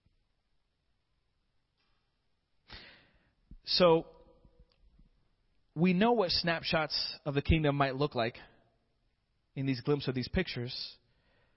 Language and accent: English; Florida, United States; moved away as an adult; also born or lived in Michigan; I was born and raised in Florida, but I took a little field trip to Michigan for about 5 years